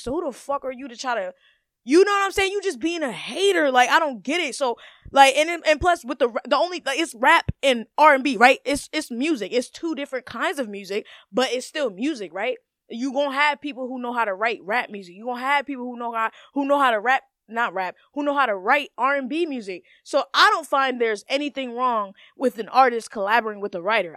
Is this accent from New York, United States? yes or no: no; Maryland, United States; I'm from Maryland